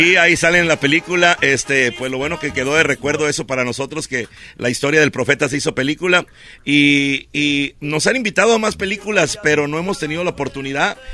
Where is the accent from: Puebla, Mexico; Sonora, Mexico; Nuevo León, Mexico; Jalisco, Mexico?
Sonora, Mexico; Ciudad Obregón; Somos de esa área en Ciudad Obregón, Sonora, el sur del estado. Ahí nacimos, ahí crecimos